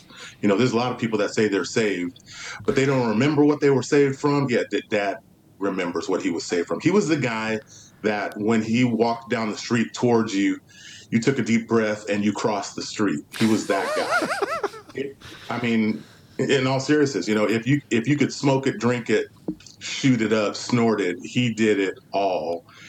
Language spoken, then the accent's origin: English; California, United States; also born or lived in Los Angeles; And so I was born in Los Angeles. So my formative years were in Southern California, and then eventually from the fifth grade on, was in the Central Valley in California.